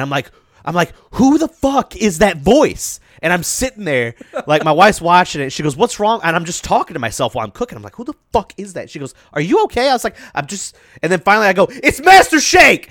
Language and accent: English; Memphis, Tennessee, United States; I'm from the Memphis area